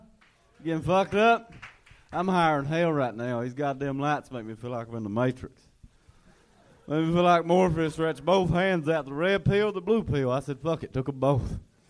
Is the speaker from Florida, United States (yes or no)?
no; Eastern Kentucky, United States; moved away as an adult; also born or lived in Lexington, Kentucky; Real small town, Eastern Kentucky. Yeah, then I moved to Lexington about 6 years ago